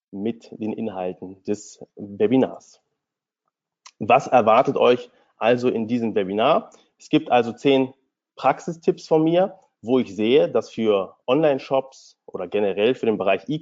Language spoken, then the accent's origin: German; Hanover, Lower Saxony, Germany; born there; now in Berlin, Germany; Ich bin gebürtiger Hannoveraner und nach dem Studium habe ich mich dann direkt selbstständig gemacht